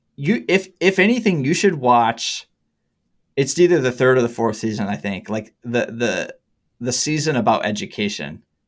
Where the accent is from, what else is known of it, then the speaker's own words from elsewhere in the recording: Harbor Springs, Michigan, United States; now in East Lansing, United States; my hometown in Harbor Springs, Michigan